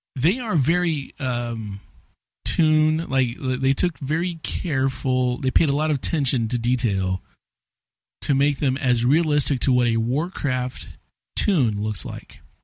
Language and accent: English; United States; as an American